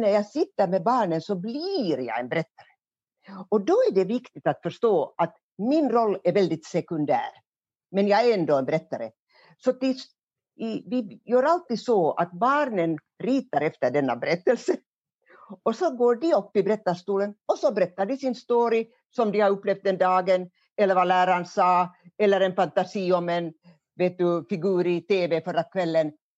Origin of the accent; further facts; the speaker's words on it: Hamina, Kymenlaakso, Finland; accent: eastern Finland Swedish; also born or lived in Kotka; now in Helsinki, Finland; jag kommer från Kymmenedalen. Och Kymmenedalen, där går ju Kymmenefloden, älven. Och det var gränsen mellan Sverige och Ryssland ända fram till 1809 då freden slöts i Fredrikshamn. Så jag är uppvuxen alltså i en gammal kulturstad